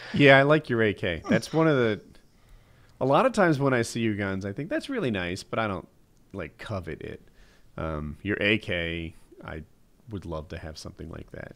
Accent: New Jersey, United States; I'm from Jersey

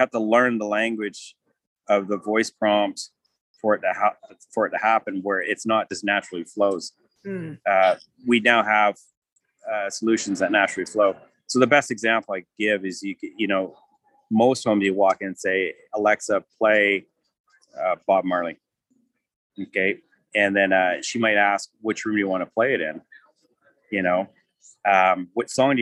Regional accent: Canada; we're from Canada

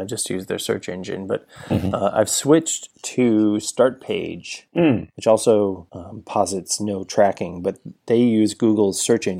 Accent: Arizona, United States; moved away; considering we grew up in Arizona

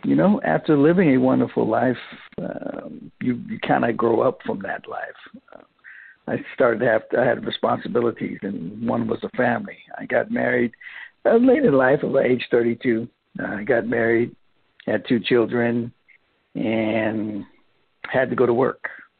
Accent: St. Lucia; now in Vallejo, United States; Well, originally I am from St. Lucia, a little tiny island in the Caribbean. And I migrated to here some time ago via my parents in Daly City, California. And I currently reside in Vallejo, California

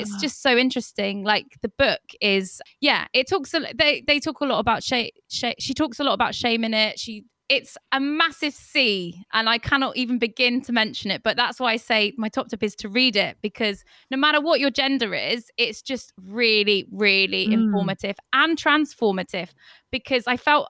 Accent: Torquay, South West England, United Kingdom; moved away as an adult; also born or lived in Barcelona; now in London, United Kingdom; I'm from Torquay

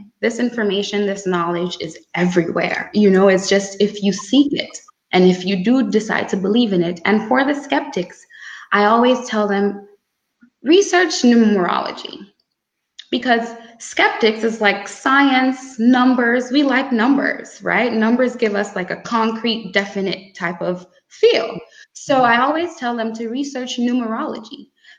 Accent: Grenada; I come from Grande, a small island girl, and I've had interesting experiences

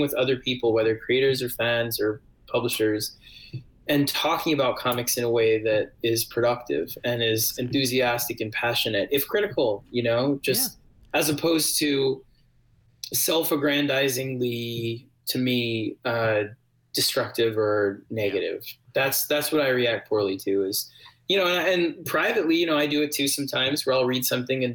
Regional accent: New York City, New York, United States; I grew up in New York City

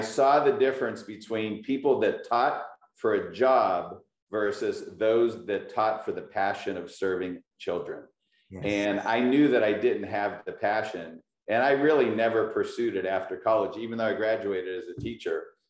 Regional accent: Pittsburgh, Pennsylvania, United States; moved away as an adult; now in California, United States; I'm very proud to be from Pittsburgh. I just happened to move to California

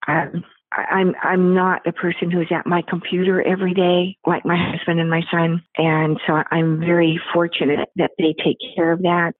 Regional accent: Pacific Northwest, United States; now in Houston, United States; I'm from the Pacific Northwest area, and now I've been in Houston for over 30 years

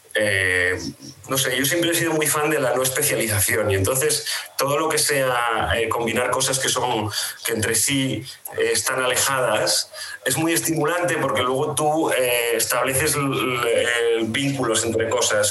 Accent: Asturias, Spain; moved away as an adult; also born or lived in Madrid; trabajé primero en Asturias, que es de donde soy

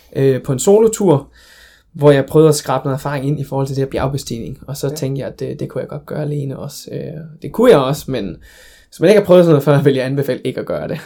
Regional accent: Denmark; jeg kommer fra Danmark

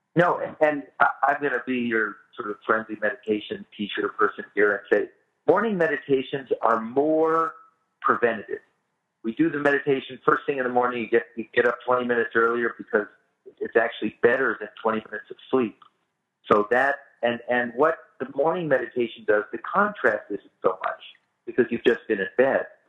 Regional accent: Bay Area, California, United States; I grew up in the Bay Area

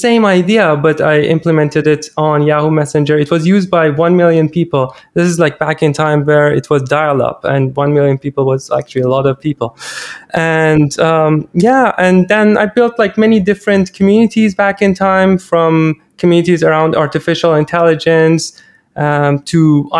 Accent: Iran; English is a second language; moved away; I'm originally Iranian, and most of these things that I'm talking about are in my native language

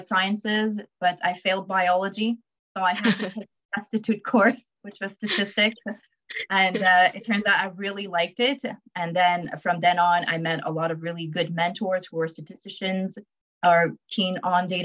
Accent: Montreal, Quebec, Canada; I'm born in Montreal. I am raised in Montreal

